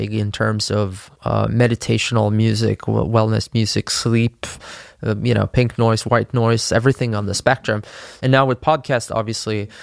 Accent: Sweden; my home country, Sweden

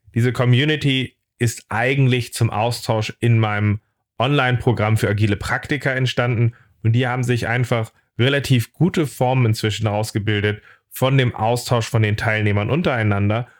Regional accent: Hamburg, Germany; ich bin Hamburger

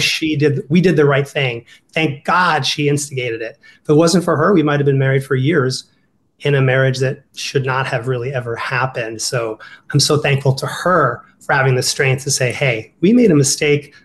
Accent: Ohio, United States; accent: Ohio; my Ohio accent's coming out.

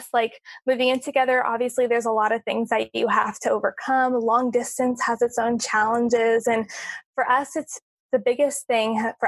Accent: California, United States; moved away as an adult; also born or lived in Orlando, Florida; now in Hawaii, United States; I'm from California. I grew up there.

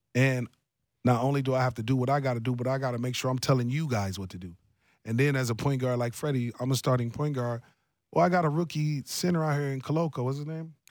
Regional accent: Columbus, Ohio, United States; my hometown, Columbus, Ohio

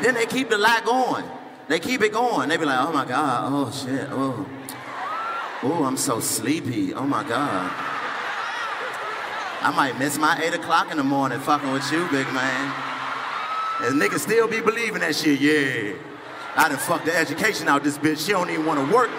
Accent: Washington, District of Columbia, United States; I'm from Washington, D.C., born and raised in D.C.

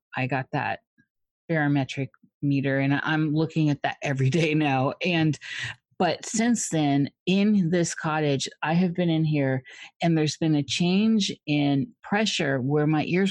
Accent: Midwest, United States; I grew up in the Midwest in Tornado Alley.

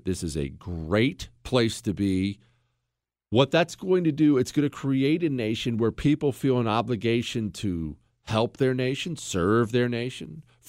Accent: Ohio, United States; born there; also born or lived in Montana / Arizona / Washington, D.C. / Dallas; now in Houston, United States; I was born in Ohio, moved to Montana, a Marine Corps all over the place, then Arizona. I lived in Washington, D.C., then the Dallas area, now the Houston.

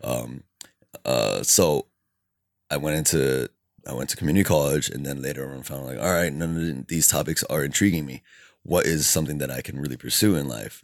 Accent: Alhambra, California, United States; also born or lived in Bellflower; I think I was born in Bellflower, but then moved when I was two years old to Alhambra, and I have resided there ever since.

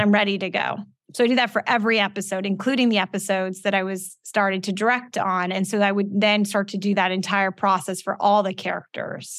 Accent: Los Angeles, California, United States; also born or lived in Calabasas, California; I grew up in West Hills. I went to Calabasas High School

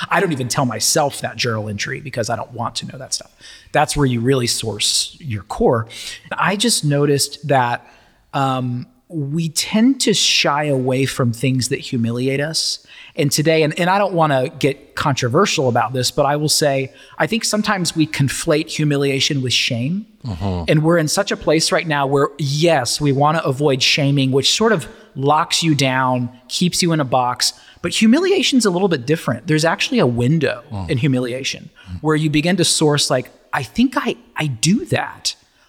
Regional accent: Brentwood, Tennessee, United States; now in Charleston, United States; I was raised in Brentwood, Tennessee, so I feel like it's kind of a homecoming being back this way.

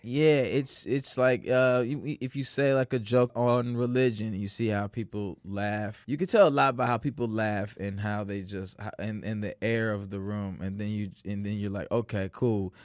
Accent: Naperville, Illinois, United States; also born or lived in St. Louis, Missouri / Chicago, Illinois; Growing up in Naperville

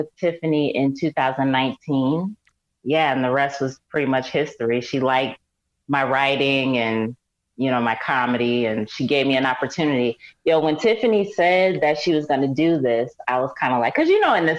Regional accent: Syracuse, New York, United States; now in Los Angeles, United States; I'm from Syracuse, New York.

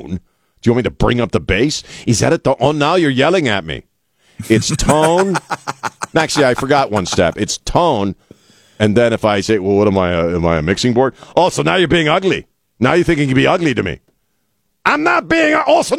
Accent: the East, United States; now in San Antonio, United States; we're both transplants, right? We're both from the East, and I've told you the story. The day I set foot in San Antonio

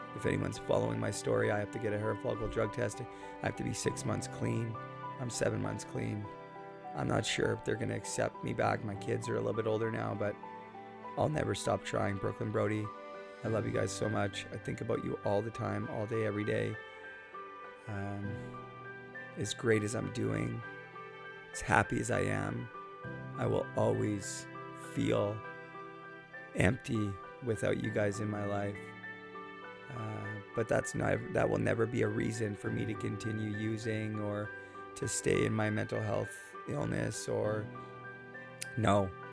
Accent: Port Coquitlam, British Columbia, Canada; Port Coquitlam, British Columbia, my hometown

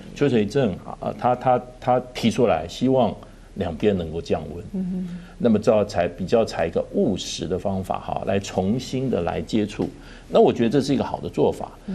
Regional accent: Taiwan; 我们台湾人自己

